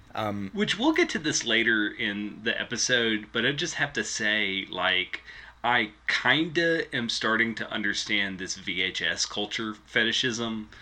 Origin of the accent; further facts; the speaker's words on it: West Tennessee, United States; I grew up in West Tennessee